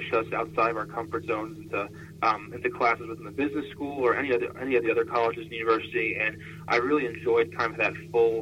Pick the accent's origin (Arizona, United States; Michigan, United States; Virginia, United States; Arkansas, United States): Virginia, United States; Falls Church; moved away as an adult; also born or lived in Chestertown, Maryland; now in Des Moines, United States; So I'm originally from Falls Church, Virginia, and grew up in Northern Virginia.